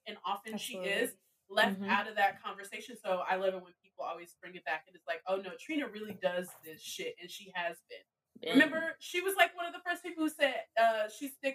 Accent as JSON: {"language": "English", "town": "Chicago", "region": "Illinois", "country": "United States", "said": "I'm from Chicago"}